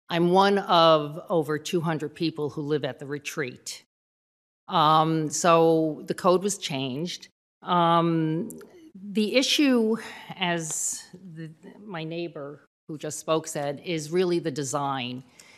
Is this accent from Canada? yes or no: no; Connecticut, United States; My husband Marshall, who's here, and I rented out in the desert for 11 years before we purchased. We come from Connecticut, and Connecticut's also very pretty.